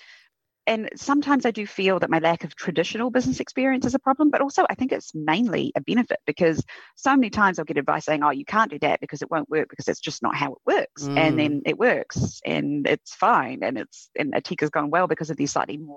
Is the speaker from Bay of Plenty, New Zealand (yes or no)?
no; Queenstown, Otago, New Zealand; also born or lived in United Kingdom / Christchurch, New Zealand; When I moved up to Christchurch, because I grew up in Queenstown, to go to university